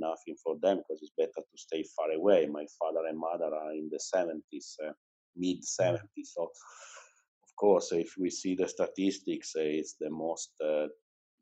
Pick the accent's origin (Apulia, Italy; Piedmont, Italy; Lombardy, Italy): Piedmont, Italy; Cuneo; English is a second language; now in Turin, Italy; I was born in Cuneo. That is a town that is 80 kilometers away from Cuneo. It's in the mountains, basically. But from when I was 18, I moved to Turin